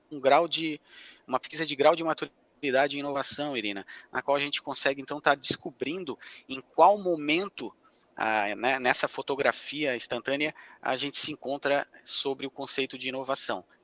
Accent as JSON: {"language": "Portuguese", "town": "Florianópolis", "region": "Santa Catarina", "country": "Brazil", "tie": "born or raised there", "said": "sou natural de, de Florianópolis, Santa Catarina"}